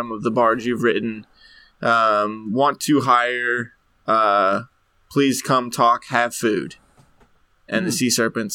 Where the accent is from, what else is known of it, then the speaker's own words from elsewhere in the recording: Kentucky, United States; We're from Kentucky